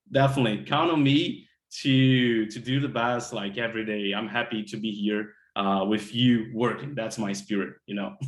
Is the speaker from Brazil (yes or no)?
yes; Brazil; moved away as an adult; now in Miami, United States; I had to went back to my home country brazil